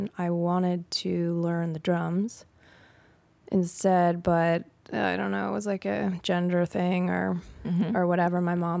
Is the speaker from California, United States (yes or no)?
yes; California, United States; In the Bay Area, California.